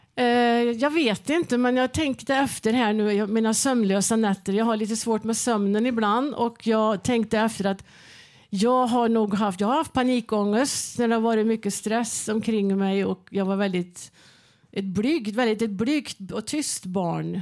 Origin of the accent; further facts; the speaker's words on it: Värmland, Sweden; jag kommer ifrån Värmland